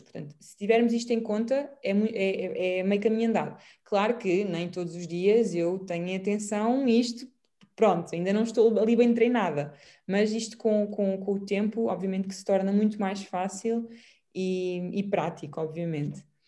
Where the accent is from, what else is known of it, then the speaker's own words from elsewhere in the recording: Portugal; como boa portuguesa